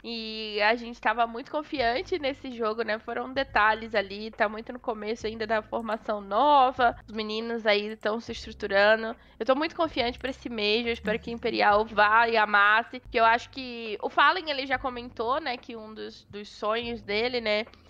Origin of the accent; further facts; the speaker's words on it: Belford Roxo, Rio de Janeiro, Brazil; moved away as an adult; now in São Paulo, Brazil; eu sou da, da Baixada Fluminense uhum. do Rio de Janeiro, eu sou de Belfort Roxo